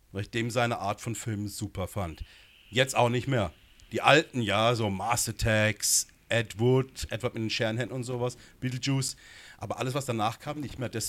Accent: Gernsbach, Baden-Württemberg, Germany; also born or lived in Berlin / Munich; Also ich komme ja von hier aus der Gegend, bin in Baden-Baden geboren, gar genau, Gernsbach und gar genau aufgewachsen und war lange in Berlin, lange in München.

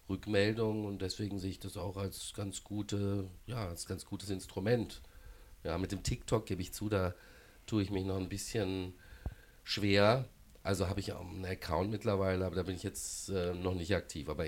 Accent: Baden-Baden, Baden-Württemberg, Germany; also born or lived in Karlsruhe; ich habe auch früher in Karlsruhe gelebt, ähm, bin aus Baden-Baden. Das natürlich als Badener der KSC äh, emotional vielleicht mal näher ist.

